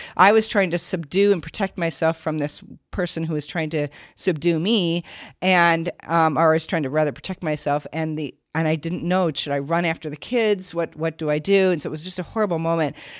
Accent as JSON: {"language": "English", "region": "Minnesota", "country": "United States", "tie": "born or raised there", "also_born_or_lived": "Siberia", "moved": "as an adult", "said": "I grew up in Minnesota"}